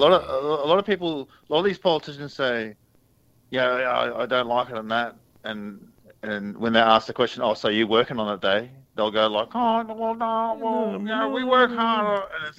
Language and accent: English; Australia; we're celebrating being Australians an Aussie.